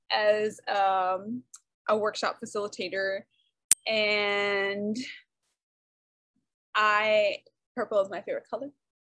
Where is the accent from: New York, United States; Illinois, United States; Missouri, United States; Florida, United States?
New York, United States; Brooklyn; I am from Brooklyn. {S0} Oh, yeah. {S1} Born and partially bred is what I say because I moved around a lot. But my parents are from Brooklyn. All my fam's in Brooklyn.